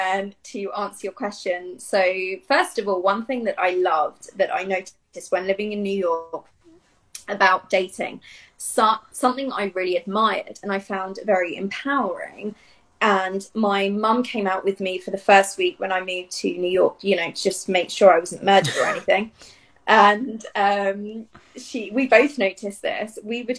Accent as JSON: {"language": "English", "country": "Italy", "tie": "born or raised there", "also_born_or_lived": "Dublin / Barcelona", "said": "I grew up in Italy, and like you said, I've lived in Dublin, Rome, Barcelona, kind of everywhere."}